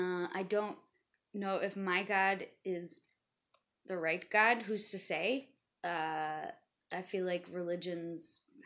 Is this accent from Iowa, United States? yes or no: yes; LeClaire, Iowa, United States; moved away; also born or lived in Illinois; But I grew up in Iowa. I didn't live there for very long. We went right across the river.